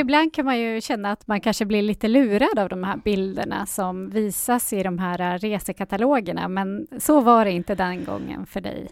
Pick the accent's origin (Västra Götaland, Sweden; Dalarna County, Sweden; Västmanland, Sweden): Västmanland, Sweden; Västerås; jag är lite uppvuxen på Björnestranderna kan man mm. väl säga. Och det, det var ju väldigt trångt då när jag växte upp där.